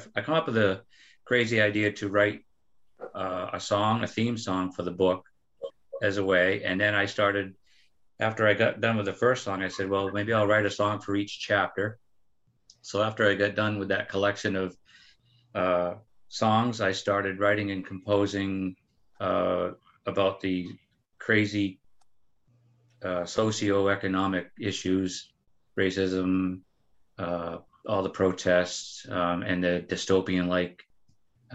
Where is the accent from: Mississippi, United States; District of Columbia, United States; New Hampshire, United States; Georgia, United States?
New Hampshire, United States; Dover; moved away as an adult; now in San Diego, United States; I grew up in Dover, New Hampshire